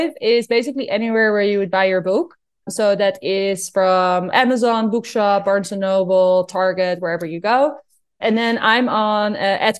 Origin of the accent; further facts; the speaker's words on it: Netherlands; I'm from Holland